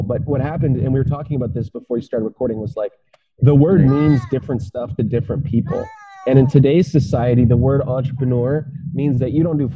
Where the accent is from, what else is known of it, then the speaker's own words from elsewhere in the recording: Ottawa, Ontario, Canada; I was born in Ottawa. I'm in Ottawa now. I live near Ottawa. I've traveled the country twice